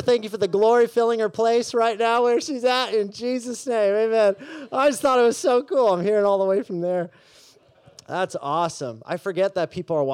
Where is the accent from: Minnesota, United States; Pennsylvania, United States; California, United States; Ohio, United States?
California, United States; Mission Viejo; I grew up here in Southern California, Mission Viejo specifically